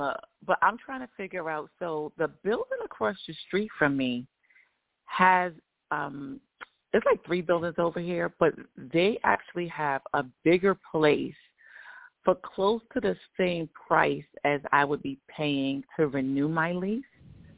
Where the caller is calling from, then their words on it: Georgia, United States; I'm still in Georgia.